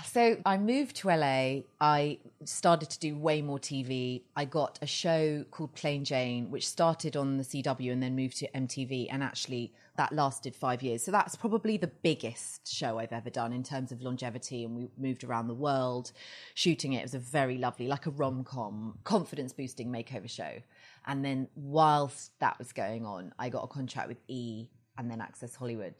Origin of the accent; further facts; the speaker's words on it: Surrey, South East England, United Kingdom; moved away as an adult; now in Los Angeles, United States; I am from England. I've lived in L A almost eleven years. And I grew up just outside London in a very leafy, uh, village.